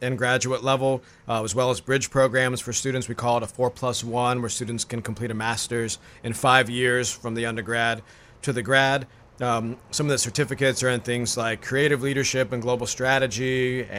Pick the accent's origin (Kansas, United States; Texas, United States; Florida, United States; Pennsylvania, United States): Florida, United States; Tampa; moved away as an adult; also born or lived in Tallahassee, Florida; now in Brunswick, United States; originally from Tampa, Florida. Lived there most of my life